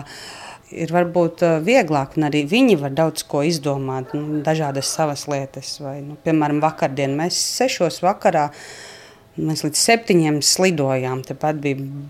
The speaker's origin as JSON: {"language": "Latvian", "town": "Prauliena", "region": "Madona Municipality", "country": "Latvia", "tie": "born or raised there", "said": "Es esmu dzimusi praulienā, Un tajā laikā mēs dzīvojām vēl centrā dzīvoklī, un kad man bija kādi septiņi gadi, tad vecāki pārcēlās uz lauku mājām. Tās ir diezgan netālu no šīm, seši kilometri. Un tad tur arī mēs uzaugām."}